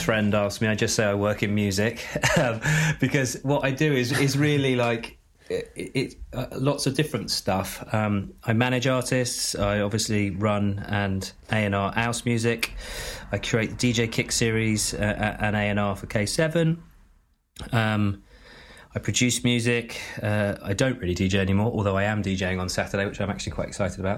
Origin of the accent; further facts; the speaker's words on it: Glastonbury, South West England, United Kingdom; I grew up just outside Glastonbury, uh, in the middle of nowhere